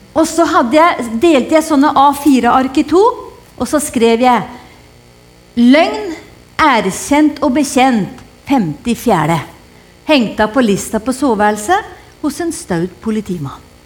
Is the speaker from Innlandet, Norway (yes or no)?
yes; Hedmarken, Innlandet, Norway; jeg kommer fra Hedmarken, og vi har lært oss å kjenne lusa på ganga